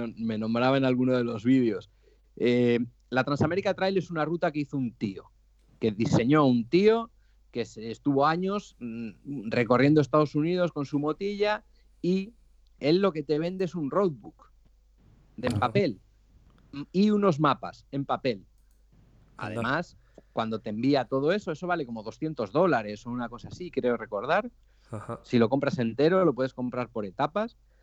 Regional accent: Santoña, Cantabria, Spain; Soy un cántabro de Santoña, 39 años

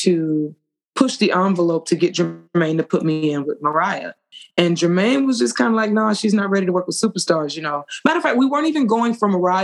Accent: Atlanta, Georgia, United States; I'm from Atlanta

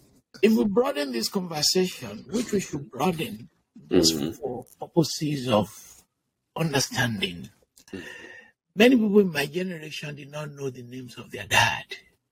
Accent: Ibadan, Oyo, Nigeria; moved away; I'm from Ibadan.

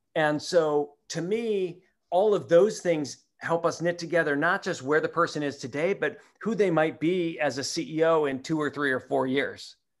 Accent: Minneapolis, Minnesota, United States; moved away; I grew up in Minneapolis

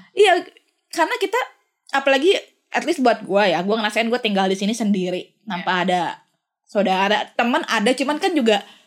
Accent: Bandung, West Java, Indonesia; moved away as an adult; also born or lived in Jakarta; gue dari Sun dari Bandung

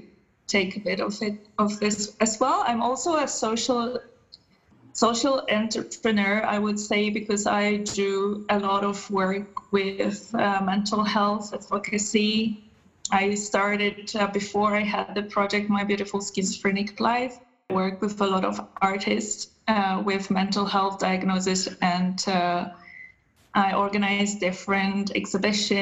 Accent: Poland; moved away as an adult; now in Germany; I'm originally from Poland.

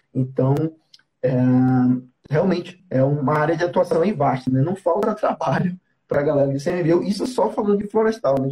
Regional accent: Belém, Pará, Brazil; Eu e o Harry somos de Belém

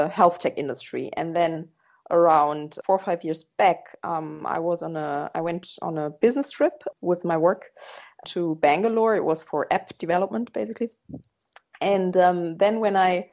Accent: Germany; moved away as an adult; now in Netherlands; I am born in Germany. I'm half German and half Ghanaian. My last name and my father and half of my family are Ghanaian. And I grew up in Germany

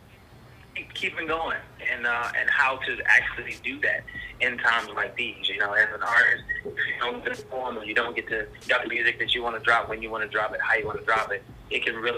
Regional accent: Washington, District of Columbia, United States; I'm from DC, born and raised, been there for forever.

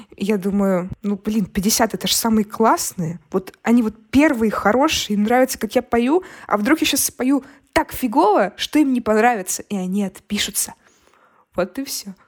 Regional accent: Brest, Brest Region, Belarus; moved away; мы из Бреста, у нас бедная семья

